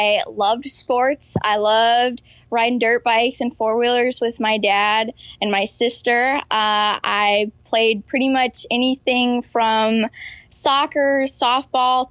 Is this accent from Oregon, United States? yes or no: no; Atlanta, Georgia, United States; also born or lived in Michigan; I am originally from Michigan, but when I was 4 years old, my dad got a job on the south side of Atlanta, and I've been in the south ever since